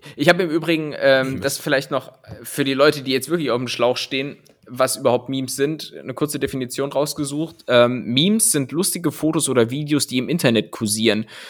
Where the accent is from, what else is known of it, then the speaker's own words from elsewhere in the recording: Cologne, North Rhine-Westphalia, Germany; accent: Kölsch; bei mir klingt immer alles dann so Kölsch irgendwie